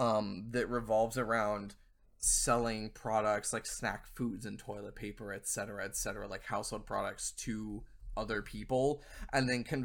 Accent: Southern US, United States; I'm from the South. Most of my family is rednecks, and I can't even do a half-shit Southern accent.

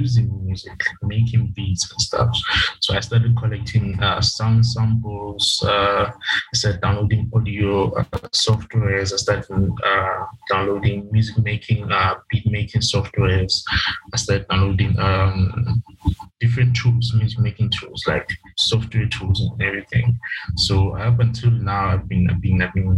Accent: Vaal Triangle, Gauteng, South Africa; I'm from Gauteng, South Wild Triangle

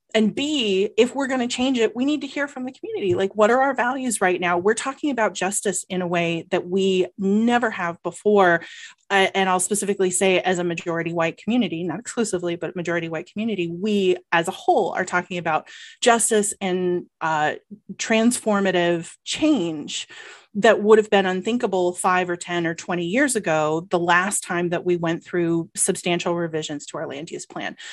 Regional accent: Georgia, United States; now in Ann Arbor, United States; I am from Georgia

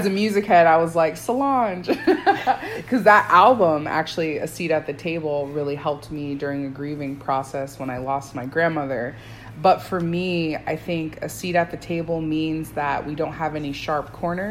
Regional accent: Pine Hills, Florida, United States; I did not grow up in Parramore, but I grew up in Pine Hills.

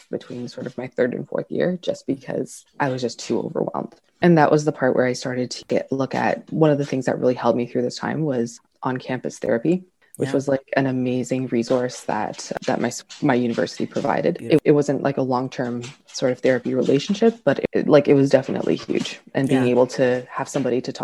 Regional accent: Toronto, Ontario, Canada; I grew up in Scarborough, Ontario, so the east part of Toronto

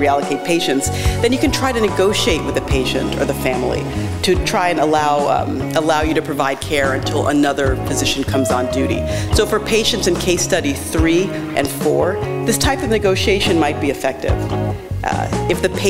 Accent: New York City, New York, United States; I'm from New York City

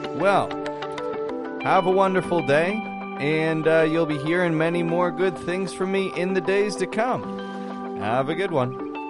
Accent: Toronto, Ontario, Canada; I'm from Toronto, from Canada.

